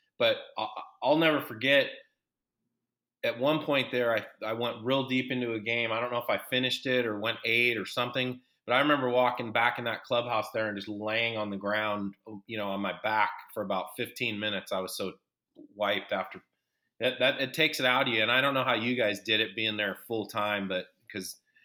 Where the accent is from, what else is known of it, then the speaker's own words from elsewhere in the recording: Seattle, Washington, United States; growing up in Seattle